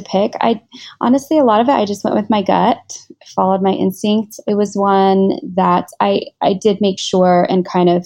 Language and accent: English; Washington, United States; moved away as an adult; now in Singapore; I was born and raised in Washington State in America